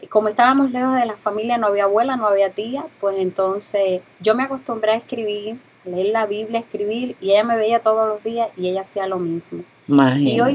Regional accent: Dominican Republic; moved away; nosotros nos mudamos de República Dominicana aquí porque aquí encontraba, vimos que habían recursos y profesionales.

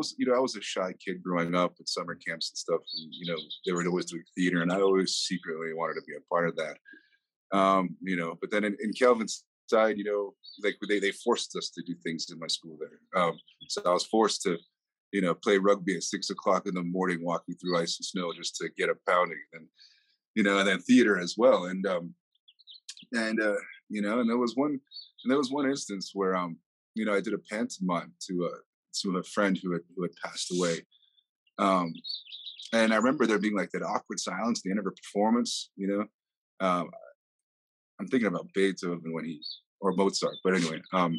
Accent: Miami, Florida, United States; born there; I was born in Miami, Florida, to a German father and a Colombian Venezuelan mother.

